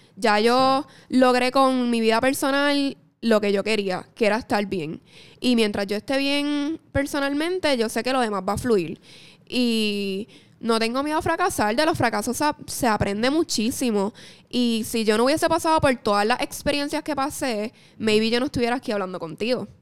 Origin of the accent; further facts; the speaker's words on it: Mayagüez, Puerto Rico; yo soy de Mayagüez, gente. Yo soy del oeste.